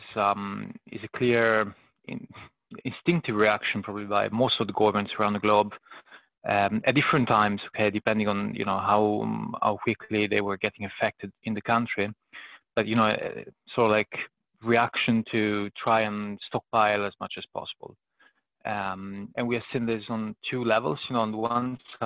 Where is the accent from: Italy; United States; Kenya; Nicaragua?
Italy; moved away as an adult; now in United Kingdom; I was born and raised in Italy, and I'm now based in the UK